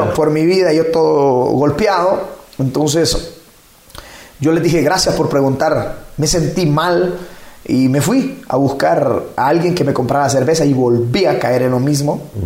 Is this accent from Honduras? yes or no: yes; La Labor, Ocotepeque, Honduras; moved away as an adult; also born or lived in Santa Rosa de Copán, Honduras; now in Ecuador; Soy hondureño. Nací en un pueblo eh, del municipio de La Labor, en Ocotepec